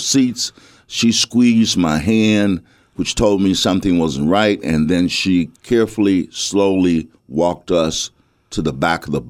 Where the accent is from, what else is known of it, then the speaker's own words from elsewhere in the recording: Bessemer, Alabama, United States; the time that I grew up in Bessemer